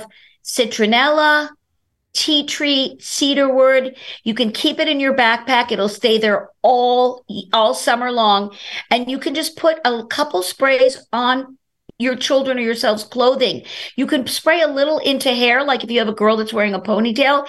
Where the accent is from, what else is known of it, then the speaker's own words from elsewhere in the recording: New York City, New York, United States; I'm from Brooklyn, New York